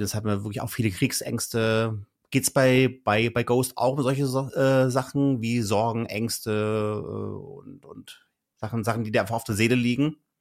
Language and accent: German; North Hesse, Germany; ich komme ja auch aus halt aus Nordhessen